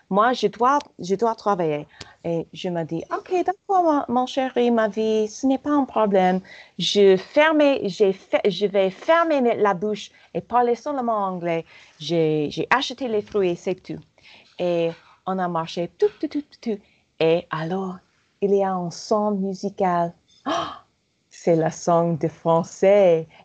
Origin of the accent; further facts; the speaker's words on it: Paris, Île-de-France, France; je suis je suis parisienne